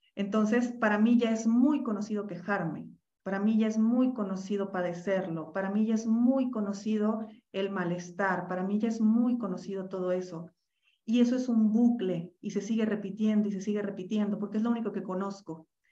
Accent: Mexico; yo soy mexicana.

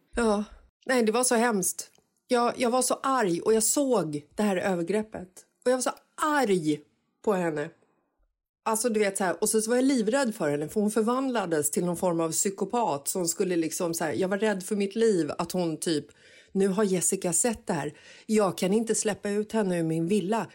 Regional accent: Stockholm, Stockholm County, Sweden; kanske tio år gammal så växte jag upp i Bagarmossen

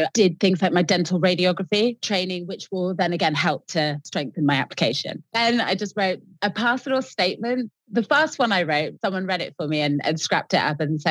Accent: Exeter, South West England, United Kingdom; moved away as an adult; now in London, United Kingdom; I walked all the way around Exeter, which was my hometown, handing out my CV to various dental clinics

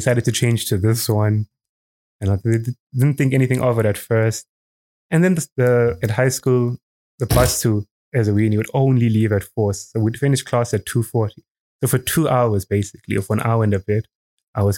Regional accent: Eswatini; also born or lived in South Africa; moved here when I was 4 or 5, and I've just been here my whole life

